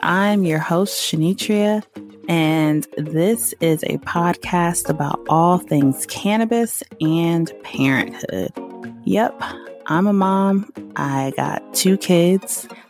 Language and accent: English; the South, United States; that are just so unique to growing up in the country, growing up in the South.